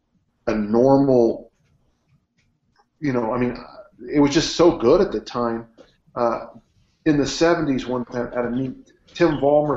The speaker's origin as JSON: {"language": "English", "town": "South San Francisco", "region": "California", "country": "United States", "tie": "born or raised there", "said": "Yeah, I grew up in South City, and it's a great place."}